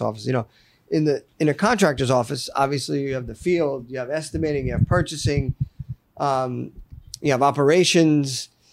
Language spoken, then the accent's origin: English; Fairfield County, Connecticut, United States; moved away as an adult; also born or lived in Roanoke, Virginia / Telluride, Colorado; I grew up in Fairfield County in Connecticut